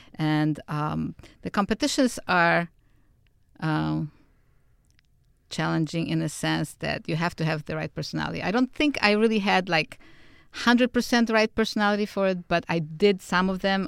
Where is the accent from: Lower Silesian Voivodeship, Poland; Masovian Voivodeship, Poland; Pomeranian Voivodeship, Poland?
Masovian Voivodeship, Poland; Warsaw; moved away; I was born and raised in Warsaw, Poland